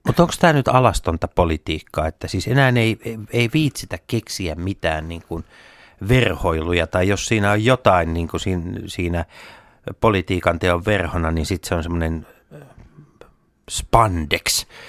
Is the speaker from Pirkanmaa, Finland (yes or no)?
yes; Tampere, Pirkanmaa, Finland; meillä Tampereella